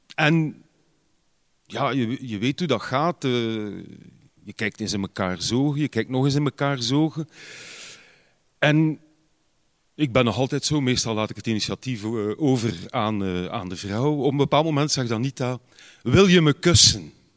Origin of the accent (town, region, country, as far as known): Ghent, Flanders, Belgium